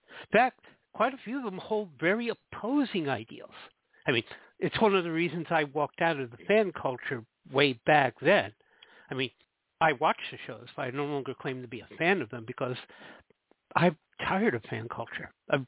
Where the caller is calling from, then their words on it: Jersey City, New Jersey, United States; I'm calling from Jersey City, New Jersey.